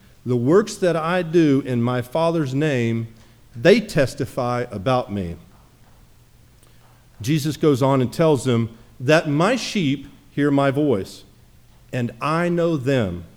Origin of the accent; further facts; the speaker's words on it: Jamestown, Tennessee, United States; moved away; I visited my hometown, little hometown in Jamestown, Tennessee.